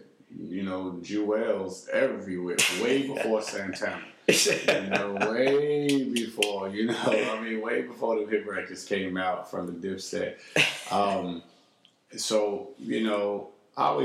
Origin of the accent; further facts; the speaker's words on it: Texas, United States; I came from the Texas scene